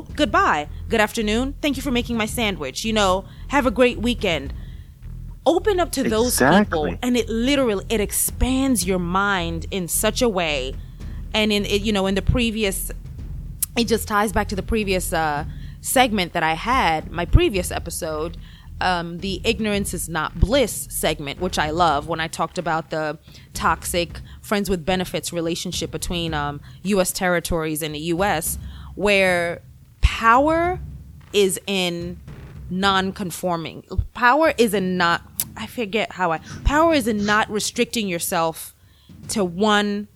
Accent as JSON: {"language": "English", "country": "Kenya", "moved": "yes", "lives_now": "United States", "said": "I am from Kenya, right? And it's funny when I first came, you know, to the U.S., obviously I would hear a lot, oh, you have an accent"}